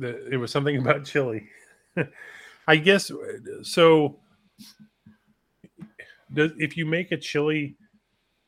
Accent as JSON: {"language": "English", "region": "California", "country": "United States", "said": "as a Californian"}